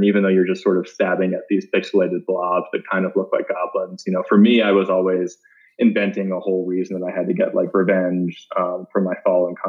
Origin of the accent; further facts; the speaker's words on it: Baltimore, Maryland, United States; moved away as an adult; I was born and raised in Baltimore and lived there until I went to college